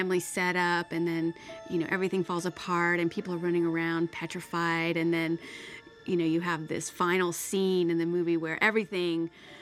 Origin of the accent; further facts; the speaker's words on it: Oklahoma, United States; When I grew up, I grew up in Oklahoma